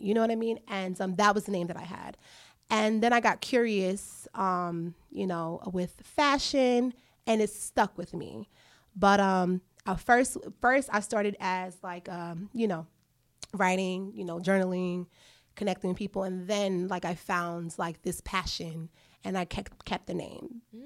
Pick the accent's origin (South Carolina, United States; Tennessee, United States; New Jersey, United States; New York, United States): New York, United States; New York City; I am a New Yorker, so I used to take the trains all the time. I used to commute from home to school